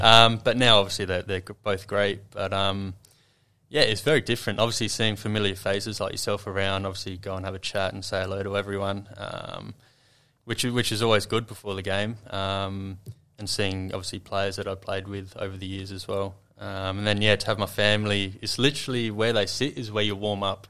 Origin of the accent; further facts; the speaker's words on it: Adelaide, South Australia, Australia; moved away as an adult; also born or lived in Sydney; now in Adelaide, Australia; growing up in Adelaide